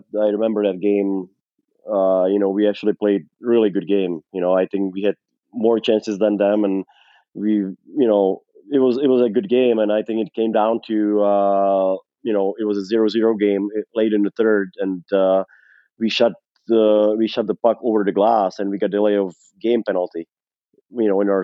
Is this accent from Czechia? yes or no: yes; Czechia; moved away as an adult; now in Arizona, United States; play in my home country